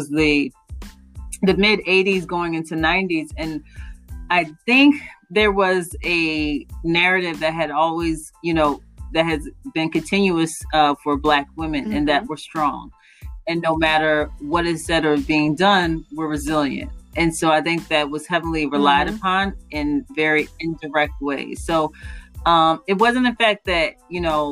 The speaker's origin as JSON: {"language": "English", "town": "Radnor Township", "region": "Pennsylvania", "country": "United States", "tie": "born or raised there", "said": "I grew up in Radnor Township"}